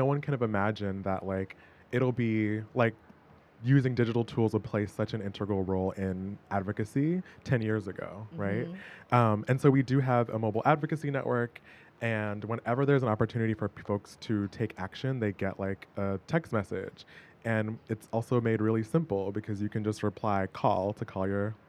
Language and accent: English; Boston, Massachusetts, United States; Sadly, in my hometown of Boston.